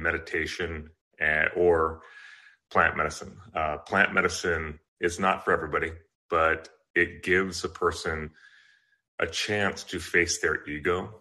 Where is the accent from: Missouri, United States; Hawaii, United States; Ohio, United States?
Hawaii, United States; Kailua; also born or lived in Southern California; I was born in California, Southern California, but I was predominantly raised in Hawaii, in Kailua on the island of Oahu.